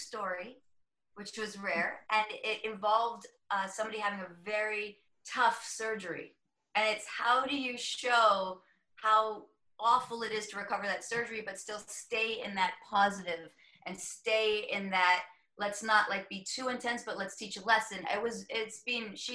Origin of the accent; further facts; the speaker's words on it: Manitoba, Canada; moved away; my hometown